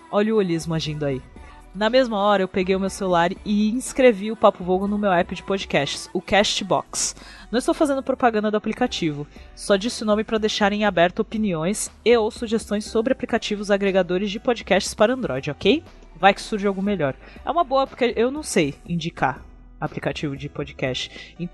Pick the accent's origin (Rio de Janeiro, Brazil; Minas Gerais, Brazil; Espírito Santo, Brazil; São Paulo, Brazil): Rio de Janeiro, Brazil; Ah, e eu sou do Rio de Janeiro, tudo bem com vocês?